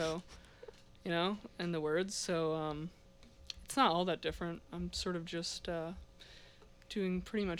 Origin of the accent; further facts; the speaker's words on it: Bethesda, Maryland, United States; moved away as an adult; now in Burlington, United States; I'm from Bethesda, Maryland. It's like a suburb outside DC